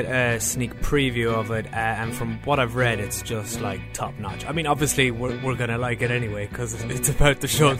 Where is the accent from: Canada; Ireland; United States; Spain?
Ireland; also born or lived in Britain; now in United Kingdom; I'm very much Irish. I do live in Britain, but I'm not British.